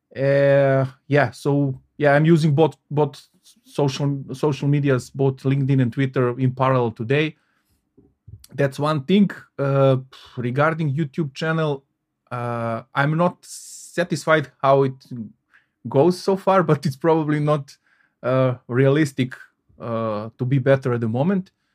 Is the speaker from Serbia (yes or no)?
yes; Belgrade, Serbia; moved away as an adult; now in Salzburg, Austria; I was born and, uh, uh, I, uh, lived in Belgrade, uh, capital of Serbia, uh, thirty-seven years